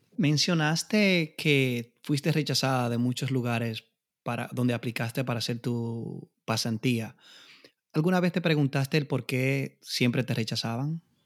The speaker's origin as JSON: {"language": "Spanish", "country": "Dominican Republic", "moved": "yes", "said": "con mi inglés machucado, como decimos en la República Dominicana"}